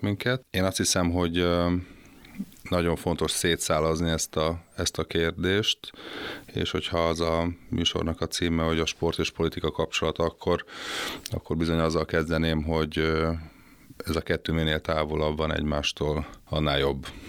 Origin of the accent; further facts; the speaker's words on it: Hungary; fölnőttem egy, egy, egy olyan családban, ahol, ahol az volt a divat, hogy hol a zoláokat, hol a, hol a cseheket szittuk, meg, meg a szerbeket, hogy mit műveltek itt